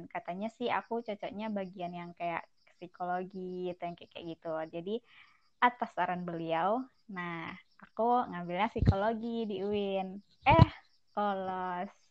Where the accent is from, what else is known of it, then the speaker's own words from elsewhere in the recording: Pangean, Riau, Indonesia; Aku asalnya dari Pangean, Kuantan Singinyi.